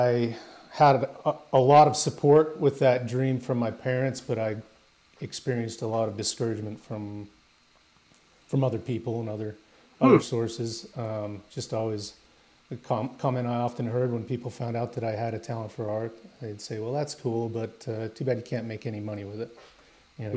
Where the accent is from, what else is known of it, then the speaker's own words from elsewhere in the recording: Utah, United States; I grew up in the Rocky Mountains in Utah